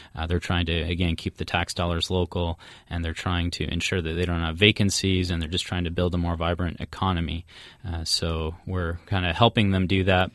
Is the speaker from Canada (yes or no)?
yes; Midland, Ontario, Canada; my hometown, which is uh, Midland, Ontario